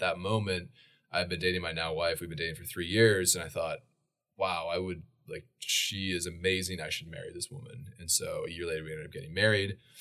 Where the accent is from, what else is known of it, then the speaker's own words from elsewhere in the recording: Boise, Idaho, United States; also born or lived in Portland, Oregon; I was born in Boise, Idaho, uh, and then we moved at age three to Portland, Oregon for four years.